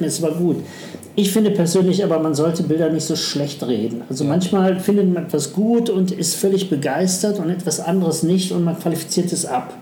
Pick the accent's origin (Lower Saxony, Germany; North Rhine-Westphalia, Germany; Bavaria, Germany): North Rhine-Westphalia, Germany; Düsseldorf; also born or lived in Duisburg; ich bin eigentlich in, in Duisburg geboren ja. und mein Vater ist dann beruflich dann Düsseldorf